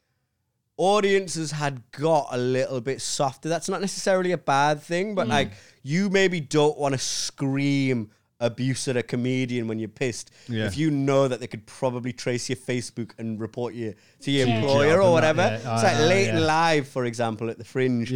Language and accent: English; Newcastle upon Tyne, North East England, United Kingdom; moved away; also born or lived in London; I'm from Newcastle